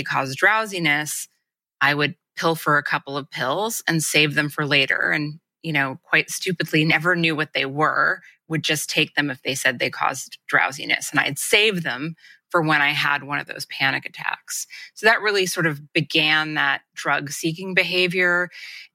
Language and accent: English; Los Angeles, California, United States; I grew up in Los Angeles